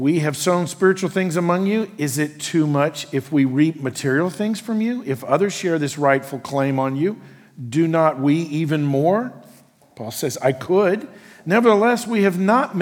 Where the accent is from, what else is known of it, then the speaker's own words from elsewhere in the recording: United States; who I am as an American